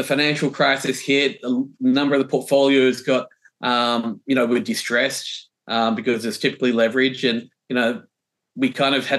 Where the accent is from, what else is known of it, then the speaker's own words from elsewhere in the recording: Melbourne, Victoria, Australia; moved away as an adult; now in New York City, United States; I grew up, I was born in Melbourne.